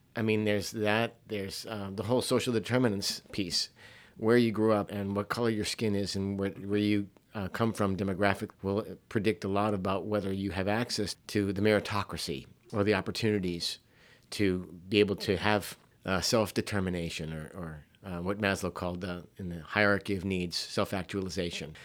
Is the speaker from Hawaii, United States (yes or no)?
yes; Hawaii, United States; young person growing up in Hawaii at a private school where I was only in one school from kindergarten all the way through twelfth grade